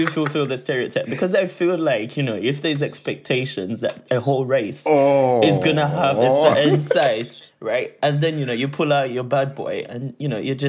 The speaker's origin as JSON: {"language": "English", "country": "Uganda", "moved": "yes", "said": "nah, man, Uganda."}